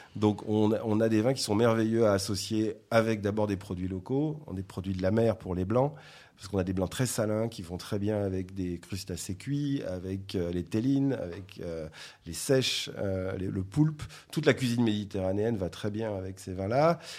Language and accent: French; south of France, France; moved away; je suis originaire du sud de la France